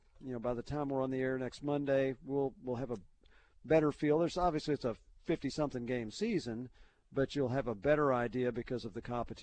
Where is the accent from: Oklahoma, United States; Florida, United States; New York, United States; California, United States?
Oklahoma, United States; Oklahoma City; moved away; I grew up in Oklahoma City, but I haven't lived there in, you know, well over 40 years.